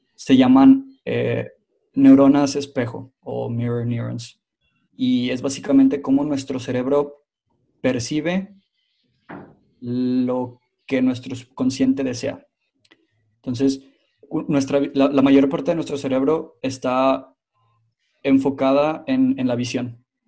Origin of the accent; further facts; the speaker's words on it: Mexico; now in Finland; soy originalmente mexicano, pero en este momento estoy viviendo en Finlandia